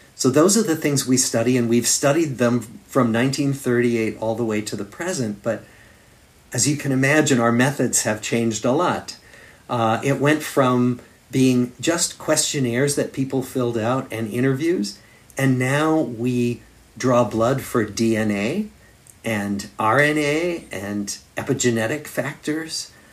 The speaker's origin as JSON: {"language": "English", "town": "Des Moines", "region": "Iowa", "country": "United States", "tie": "born or raised there", "also_born_or_lived": "Massachusetts", "moved": "as an adult", "lives_now": "Boston, United States", "said": "I grew up in Des Moines, Iowa, in the Middle West of the United States."}